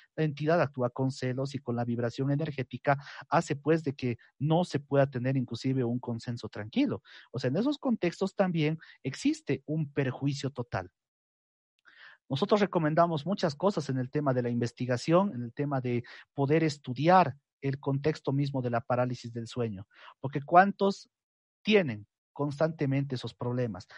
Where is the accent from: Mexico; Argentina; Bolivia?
Bolivia; lo que conocemos en mi país como la Pachamama